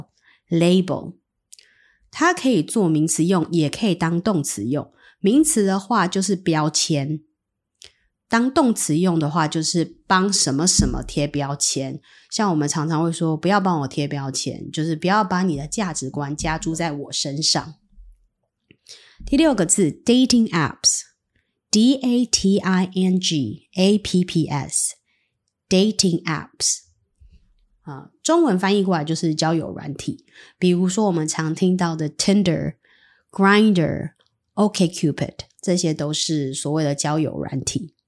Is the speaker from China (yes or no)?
no; Taiwan; 最至少对我们台湾人而言，我可以学一下，遇到这个状况，我们应该要怎么反应，用什么字，用什么句型，这个还蛮实用。